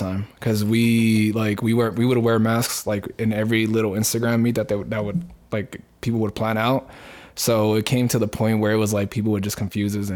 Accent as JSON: {"language": "English", "town": "Phoenix", "region": "Arizona", "country": "United States", "tie": "born or raised there", "also_born_or_lived": "Juarez, Chihuahua, Mexico", "said": "I grew up literally in the Alhambra area, literally 35th, well, between 27th and 35th of like Camelback"}